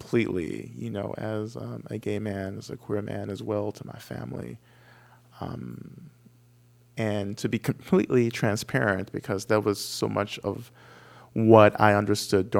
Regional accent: Georgia, United States; moved away as an adult; also born or lived in Cambridge area, Massachusetts; I'm from Georgia. I grew up in Georgia.

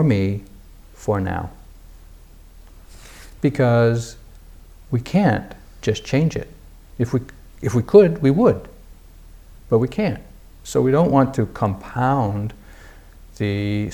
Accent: New England, United States; I'm a guy from New England

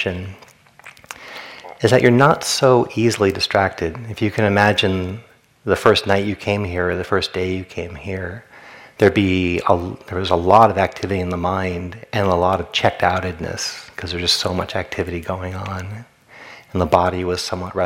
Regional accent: Rhode Island, United States; I grew up in Rhode Island

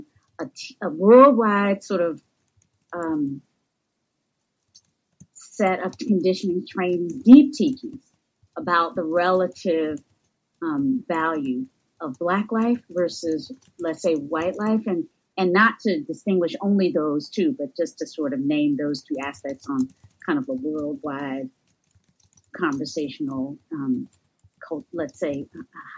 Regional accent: North Carolina, United States; accent: southern; moved away; the area where I was born and raised in North Carolina

